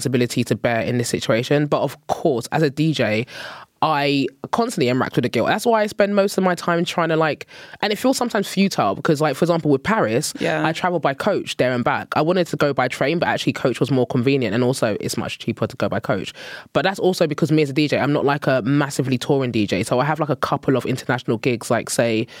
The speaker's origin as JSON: {"language": "English", "country": "Nigeria", "moved": "yes", "said": "as a Nigerian person"}